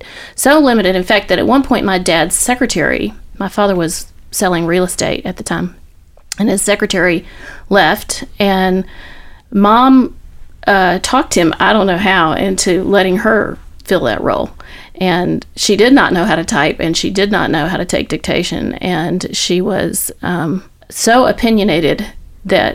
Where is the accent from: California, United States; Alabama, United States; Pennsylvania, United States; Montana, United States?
Alabama, United States; Andalusia; moved away as an adult; also born or lived in Philadelphia / Nashville; I grew up in Alabama